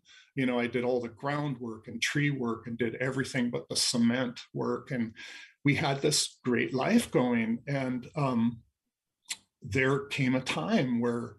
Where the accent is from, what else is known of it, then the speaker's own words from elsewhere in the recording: Anacortes, Washington, United States; we were running a boatyard in Anacortes, my hometown, and fifth generation from Fidalgo Island